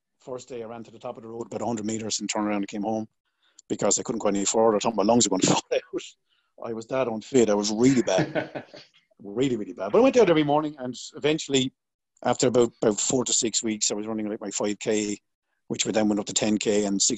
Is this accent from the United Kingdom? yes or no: no; Waterford, Munster, Ireland; I grew up in a place called Waterford, which is down the southeast of Ireland.